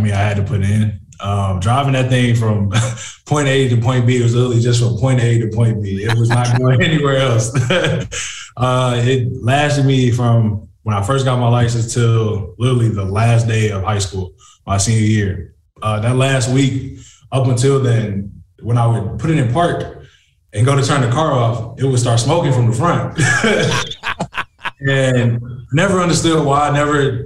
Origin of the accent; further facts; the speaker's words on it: Detroit, Michigan, United States; moved away; Growing up in Detroit, I mean, it's a tough city